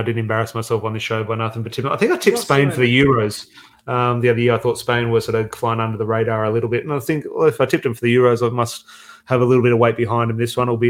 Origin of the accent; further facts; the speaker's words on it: Australia; I'm Australian.